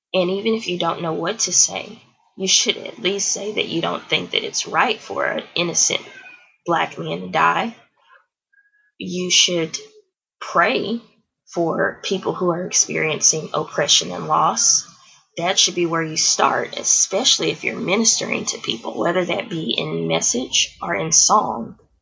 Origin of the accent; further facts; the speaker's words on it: Houston, Texas, United States; also born or lived in The Woodlands, Texas; I grew up in in Houston, Texas.